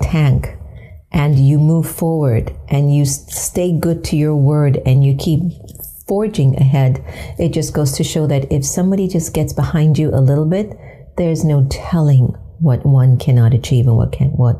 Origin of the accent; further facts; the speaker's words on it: United States; with my background of being half Indian and half African Caribbean and being raised in America